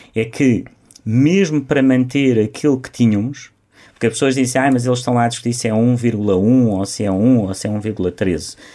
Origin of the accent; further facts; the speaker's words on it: Beja, Alentejo, Portugal; moved away; eu quero ajudar a, eh, a minha terra, quero ajudar os jovens da minha terra